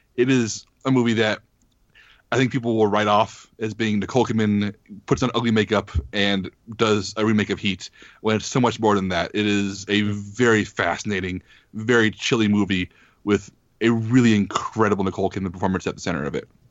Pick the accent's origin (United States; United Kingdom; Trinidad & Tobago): United States; as an American